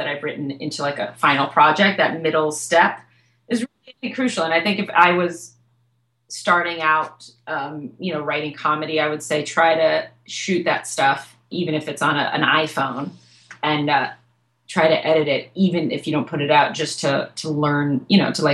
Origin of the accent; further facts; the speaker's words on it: Western Massachusetts, United States; now in New York, United States; where I grew up in Western Massachusetts